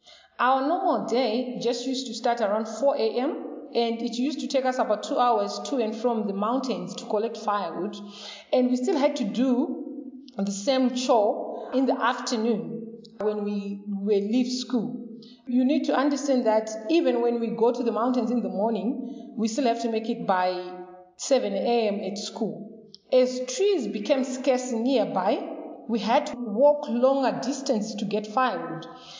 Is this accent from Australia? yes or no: no; Marange, Manicaland, Zimbabwe; I grew up in Marange village in Zimbabwe, where forests were the only sources of energy.